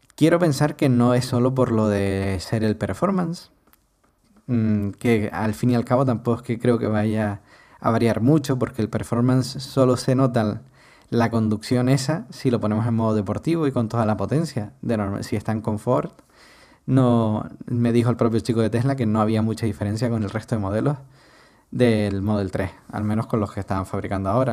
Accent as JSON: {"language": "Spanish", "region": "Canary Islands", "country": "Spain", "also_born_or_lived": "Madrid", "said": "Si somos canarios"}